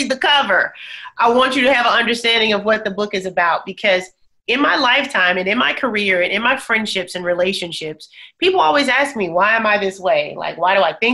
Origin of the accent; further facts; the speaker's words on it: Bessemer, Alabama, United States; I grew up in Bessemer, Alabama, single mom